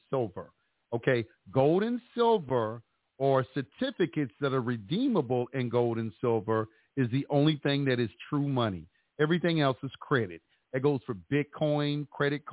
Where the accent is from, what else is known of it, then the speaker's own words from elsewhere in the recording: Dallas, Texas, United States; moved away; That's my hometown.